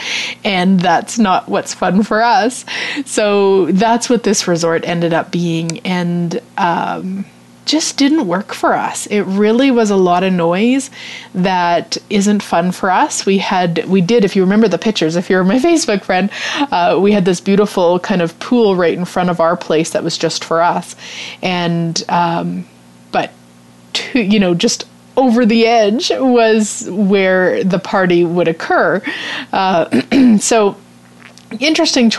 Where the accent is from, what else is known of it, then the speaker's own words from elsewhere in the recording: Canada; We're Canadian, or actually my husband's from England, but we live in Canada